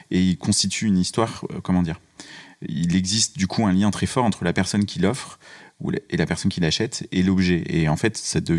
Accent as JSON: {"language": "French", "region": "Auvergne-Rhône-Alpes", "country": "France", "tie": "born or raised there", "also_born_or_lived": "Colmar", "moved": "yes", "said": "suis né à Colmar, ça c'est important. Ça n'est pas l'Auvergne. Et ensuite, j'ai grandi en Auvergne."}